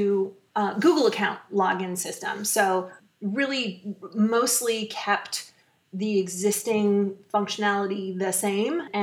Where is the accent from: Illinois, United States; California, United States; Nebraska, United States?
California, United States; Menlo Park; I grew up in Menlo Park